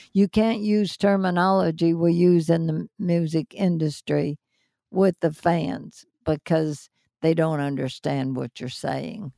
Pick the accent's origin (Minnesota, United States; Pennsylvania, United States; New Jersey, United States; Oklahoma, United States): Pennsylvania, United States; moved away; also born or lived in Los Angeles; when I was still growing up in Pennsylvania